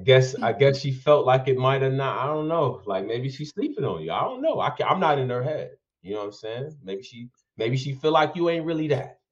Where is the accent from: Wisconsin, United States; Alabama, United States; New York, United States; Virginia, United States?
New York, United States; upstate; I'm from upstate New York